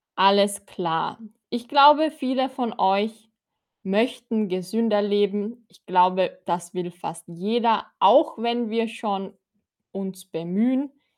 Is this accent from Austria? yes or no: yes; Austria; Ich komme aus Österreich